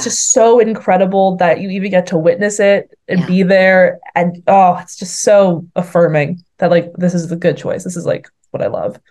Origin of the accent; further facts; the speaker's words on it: Boston, Massachusetts, United States; moved away as an adult; also born or lived in St Andrews, Scotland; I'm from Boston, which I'm going to be very controversial and say it's the greatest city on this earth.